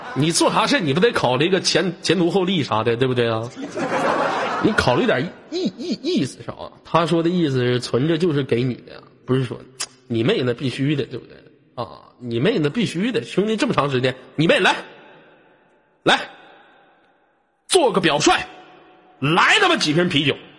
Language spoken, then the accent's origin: Chinese; Inner Mongolia, China; 我们内蒙古这边水果都挺好吃的